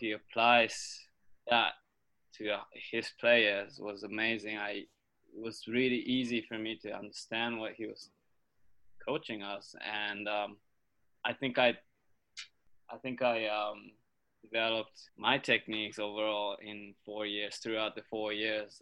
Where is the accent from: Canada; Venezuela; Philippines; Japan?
Japan; moved away as an adult; also born or lived in United States; growing up in Japan, playing squash was pretty tough